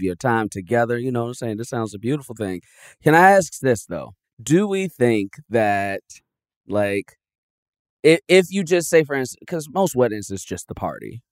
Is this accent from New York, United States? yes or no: no; Chicago, Illinois, United States; moved away as an adult; now in Los Angeles, United States; I was actually born in Chicago